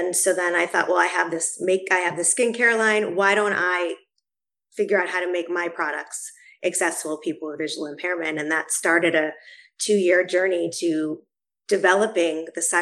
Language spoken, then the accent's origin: English; Boston, Massachusetts, United States; moved away; I'm from Boston originally